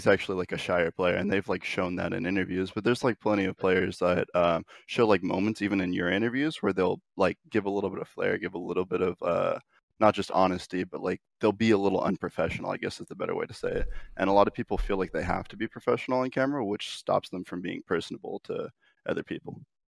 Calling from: Monrovia, California, United States; I'm calling from Monrovia, California, though.

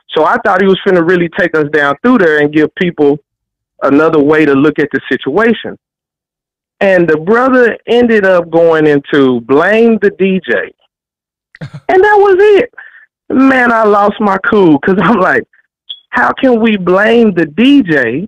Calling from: Dallas, Texas, United States; Calling Dallas, Texas, man.

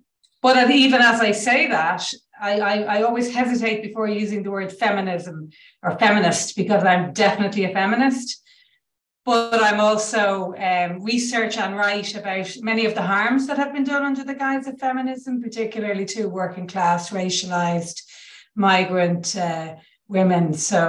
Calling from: Ireland

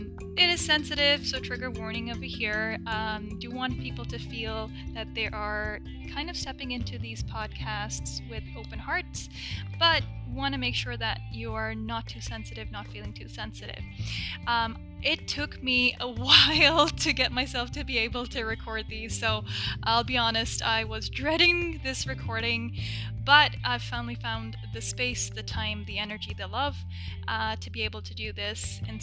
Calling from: Toronto, Ontario, Canada; I'm reaching you from Toronto, Canada.

